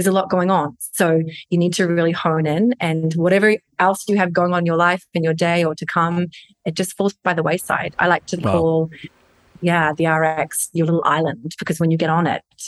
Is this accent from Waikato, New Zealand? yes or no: yes; Hamilton, Waikato, New Zealand; moved away as an adult; also born or lived in Sydney, Australia / London / Northern Ireland; I'm a Kiwi, so born and raised in Hamilton, New Zealand